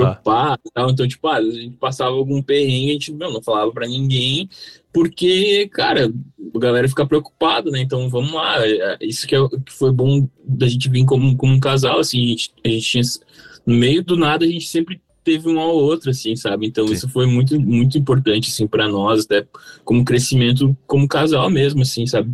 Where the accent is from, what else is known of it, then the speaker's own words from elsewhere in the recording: Três Coroas, Rio Grande do Sul, Brazil; moved away as an adult; now in São Paulo, Brazil; a gente saiu de Três Coroas, que é uma cidade muito pequenininha lá no sul